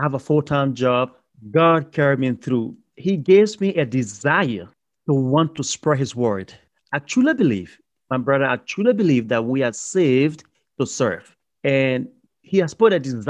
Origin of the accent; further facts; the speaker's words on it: Liberia; moved away; also born or lived in Ghana; I'm originally from Liberia, West Africa, on the coast of the Atlantic Ocean, a beautiful, beautiful country